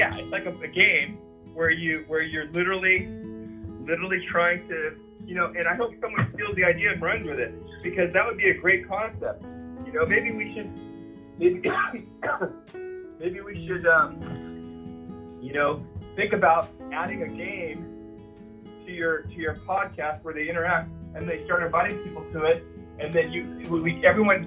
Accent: Huntington Beach, California, United States; I grew up in Huntington Beach

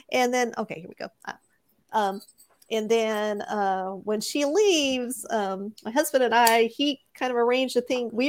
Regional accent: Pennsylvania, United States; we're from

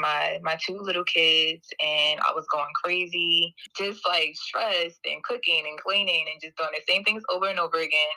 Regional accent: Philadelphia, Pennsylvania, United States; moved away as an adult; now in Portland, United States; from Philadelphia

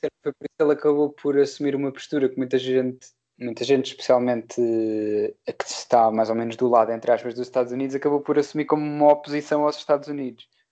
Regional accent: Portugal; somos portugueses

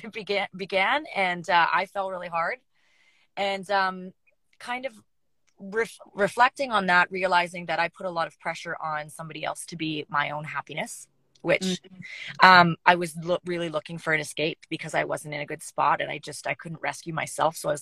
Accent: Canada; moved away as an adult; now in Nashville, United States; I had to move back to Canada. I was living and working in Nashville and the music shut down. And because I'm a Canadian citizen, I had to head back

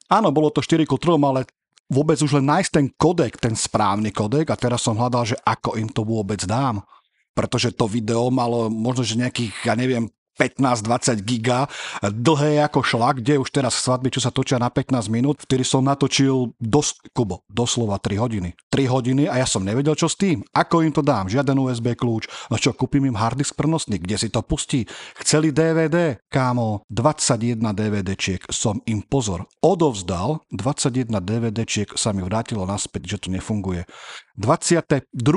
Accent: Zlaté Moravce, Nitra Region, Slovakia; ja som začal robiť u nás v Zlatých Moravciach nejaké tie reportáže

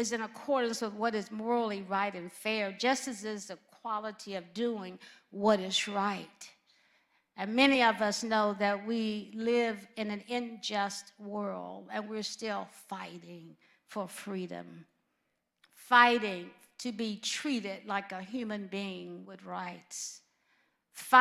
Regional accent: Alabama, United States; moved away; also born or lived in California / Midwest; growing up in Alabama was very painful

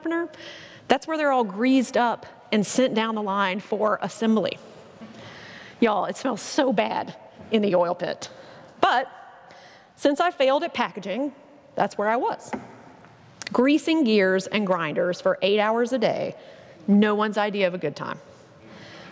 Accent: Statesville, North Carolina, United States; my hometown of Statesville, North Carolina

